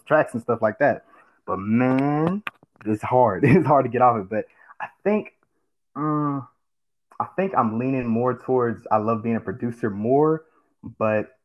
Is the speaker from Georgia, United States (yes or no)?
yes; Georgia, United States; also born or lived in California / Warner Robins, Georgia; I'm originally from California. So that's one thing. Moved down to Georgia when I was just a little kid